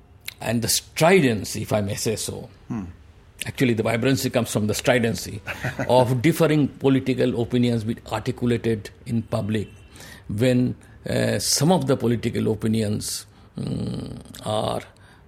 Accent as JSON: {"language": "English", "region": "West Bengal", "country": "India", "said": "Even though I am not a Punjabi, I am not from the Northwest, I am a Bengali."}